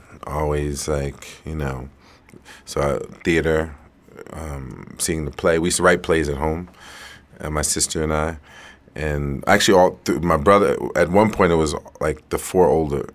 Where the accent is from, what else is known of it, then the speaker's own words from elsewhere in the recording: New York City, New York, United States; also born or lived in East Harlem; growing up in the Bronx, born in 1967, South Bronx